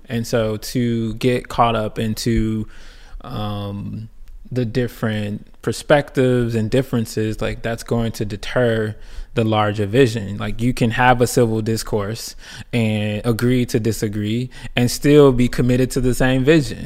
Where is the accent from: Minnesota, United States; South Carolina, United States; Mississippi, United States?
Mississippi, United States; Clarksdale; also born or lived in Chicago, Illinois; from Clarksdale, Mississippi. Um, originally born in Chicago with roots